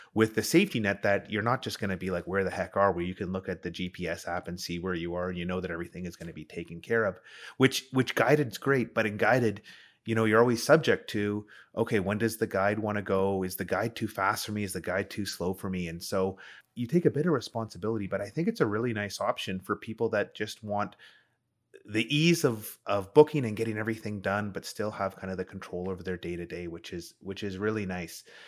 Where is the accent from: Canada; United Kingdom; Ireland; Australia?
Canada; as a Canadian